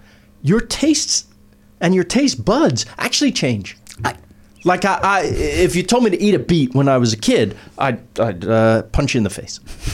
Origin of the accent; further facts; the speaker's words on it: New York, United States; I'm from New York